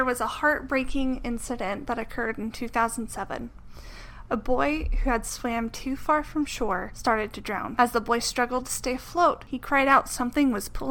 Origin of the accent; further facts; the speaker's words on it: Oklahoma, United States; since we're both from Oklahoma.